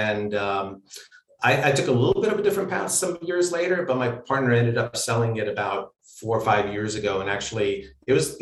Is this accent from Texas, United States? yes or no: no; Pennsylvania, United States; moved away as an adult; also born or lived in Romania / California; I grew up in Pennsylvania